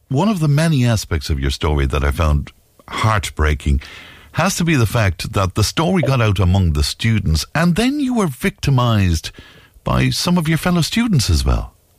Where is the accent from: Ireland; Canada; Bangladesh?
Ireland; Cashel, Munster; moved away; I'm from Cashel originally